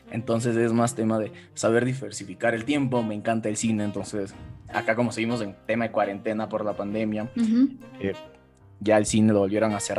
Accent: Quito, Pichincha, Ecuador; vivo en {S2} Ecuador, en Quito, en la capital. Aquí en mi país, bueno, soy abogado

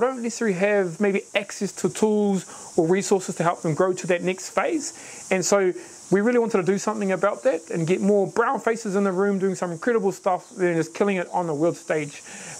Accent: East Coast, New Zealand; now in Hamilton, New Zealand; been here for ages, live here in Hamilton, from the East Coast, so from all parts of Aotearoa

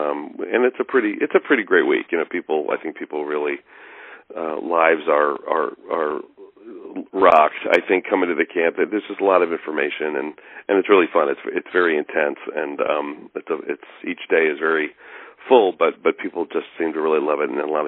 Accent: New Jersey, United States; also born or lived in Colorado / Pennsylvania / Boston; I grew up in New Jersey, outside of Manhattan, and we lived there for a bunch of years, and then moved to Colorado, and then we moved to Pennsylvania, and then Boston.

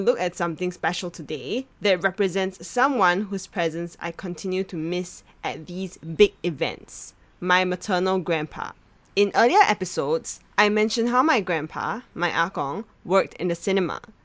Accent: Singapore; Growing up in Singapore, Hong Kong action films are a staple in Chinese households

